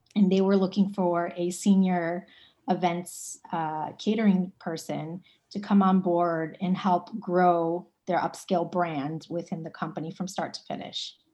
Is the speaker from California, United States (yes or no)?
no; Cleveland, Ohio, United States; moved away as an adult; now in New York City, United States; I'm originally from Cleveland, Ohio.